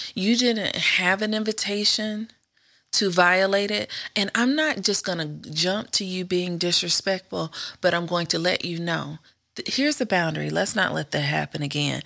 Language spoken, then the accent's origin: English; the South, United States; moved away; also born or lived in Indiana; we grew up in the South.